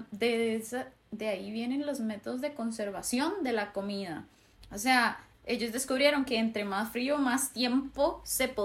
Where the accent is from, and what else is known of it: Costa Rica